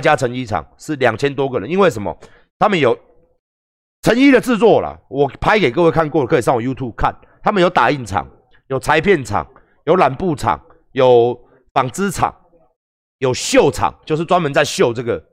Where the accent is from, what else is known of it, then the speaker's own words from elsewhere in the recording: Taiwan; 我们台湾人的产业